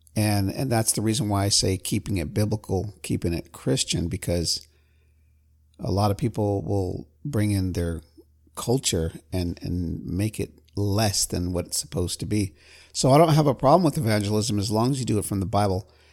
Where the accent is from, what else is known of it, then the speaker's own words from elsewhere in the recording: California, United States; I'm from California